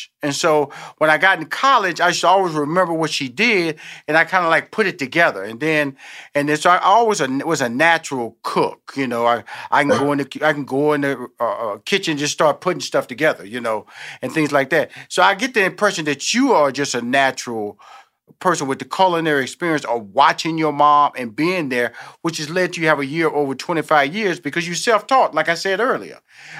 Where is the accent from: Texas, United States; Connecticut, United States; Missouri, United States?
Texas, United States; Houston; born there; I'm born in Houston, Texas.